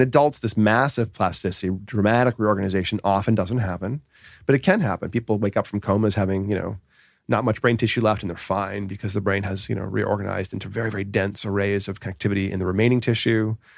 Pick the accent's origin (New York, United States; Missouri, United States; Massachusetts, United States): Massachusetts, United States; Boston; now in Southern California, United States; I grew up in uh, the Boston area, south of Boston